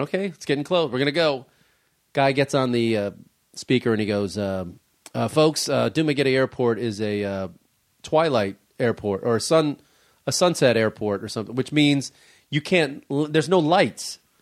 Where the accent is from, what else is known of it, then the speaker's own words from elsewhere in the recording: Chicago, Illinois, United States; moved away; My hometown